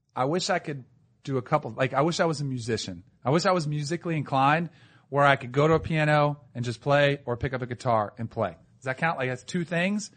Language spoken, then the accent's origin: English; South Florida, United States; moved away as an adult; also born or lived in Connecticut; I grew up in South Florida